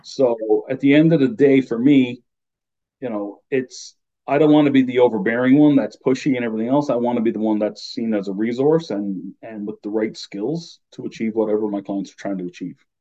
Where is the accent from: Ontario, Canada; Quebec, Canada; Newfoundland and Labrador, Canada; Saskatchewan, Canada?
Newfoundland and Labrador, Canada; accent: Newfie; moved away as an adult; my Newfie accent comes out, even though I've been, you know, I left home almost 30 years ago.